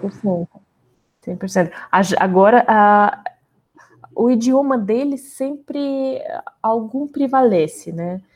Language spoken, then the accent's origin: Portuguese; Russia; Portuguese is a second language; moved away as an adult; now in Brazil; eu sou russa, já faz muito tempo, que alguns anos, né, que eu moro no Brasil